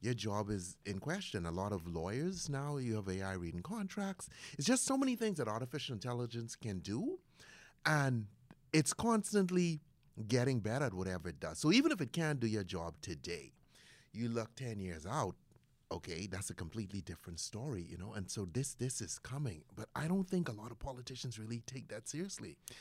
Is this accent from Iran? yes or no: no; Bahamas; now in United States; I was born in the Bahamas